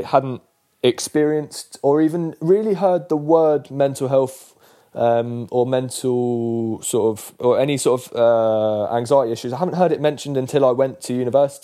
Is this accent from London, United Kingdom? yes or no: yes; London, United Kingdom; also born or lived in Ireland (grandparents); I was born in Chelsea Westminster Hospital. Spent the first 4 years of my life living in Pimlico